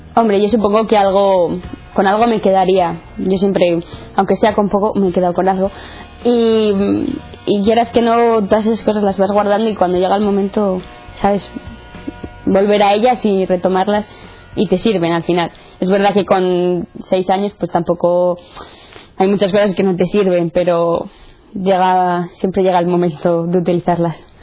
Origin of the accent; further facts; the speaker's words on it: Santander, Cantabria, Spain; tengo 18 años, soy de Santander